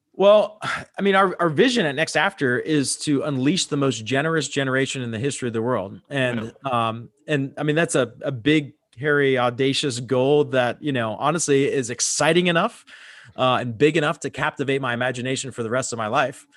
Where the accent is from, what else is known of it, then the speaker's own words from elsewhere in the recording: Pittsburgh, Pennsylvania, United States; moved away as an adult; also born or lived in Fort Lauderdale, Florida; now in Dallas, United States; I moved from Pittsburgh, Pennsylvania, where I grew up, to Fort Lauderdale, Florida.